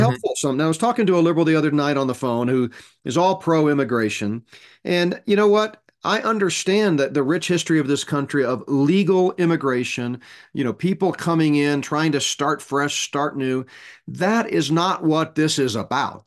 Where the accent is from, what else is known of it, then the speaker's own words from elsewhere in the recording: Texas, United States; moved away as an adult; I grew up in Texas, went to high school and college in Texas.